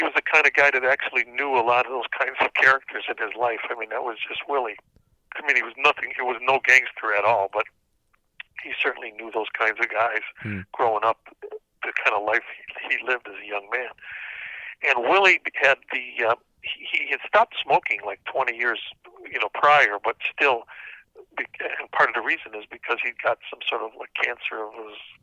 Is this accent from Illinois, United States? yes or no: yes; Cicero, Illinois, United States; also born or lived in Chicago; I grew up in Cicero, Illinois, which is a suburb just outside Chicago